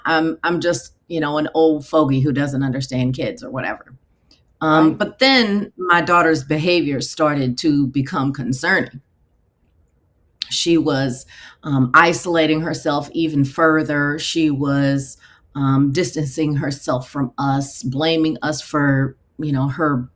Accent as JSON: {"language": "English", "town": "Houston", "region": "Texas", "country": "United States", "tie": "born or raised there", "also_born_or_lived": "Nevada", "moved": "as an adult", "said": "we moved back to my hometown of Houston, Texas"}